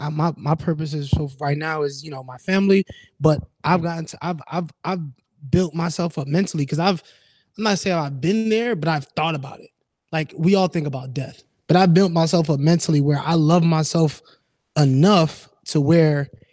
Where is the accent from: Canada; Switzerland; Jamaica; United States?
Jamaica; Like we're Jamaican. We're like, you know what I'm saying?